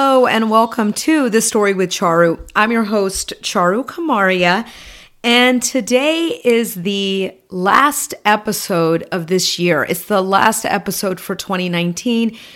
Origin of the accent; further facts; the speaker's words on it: Atlanta, Georgia, United States; Growing up in Atlanta, just south of the city in Georgia, in the Bible Belt